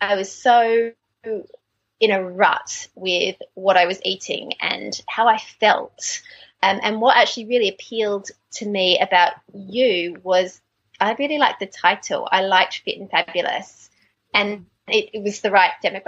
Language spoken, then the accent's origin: English; Australia; accent: Australian; moved away as an adult; now in London, United Kingdom; I'm Australian. You can probably hear from my accent, but as I say, I moved to England about 15 years ago